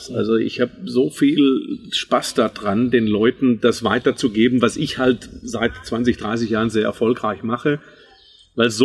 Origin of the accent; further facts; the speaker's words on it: Baden-Württemberg, Germany; Auf der anderen Seite bin ich aber im Schwabeländle groß geworden, bin also ein waschechter Schwab.